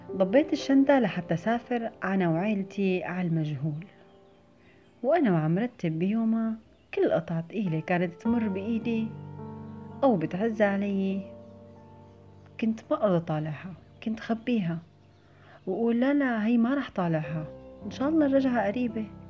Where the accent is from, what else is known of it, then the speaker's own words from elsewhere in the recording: Syria; moved away as an adult; وقت طلعت من سوريا